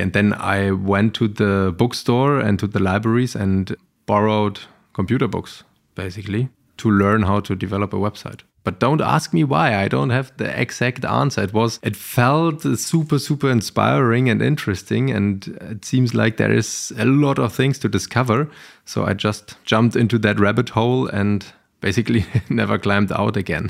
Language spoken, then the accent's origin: English; Berlin, Germany; I grew up in Berlin-Kreuzberg